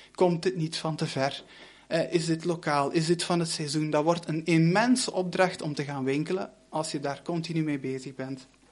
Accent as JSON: {"language": "Dutch", "area": "Limburg", "region": "Flanders", "country": "Belgium", "also_born_or_lived": "Brussels / Leuven", "moved": "as an adult", "said": "ik kom van Limburg en ik ging dan naar eh, Brussel"}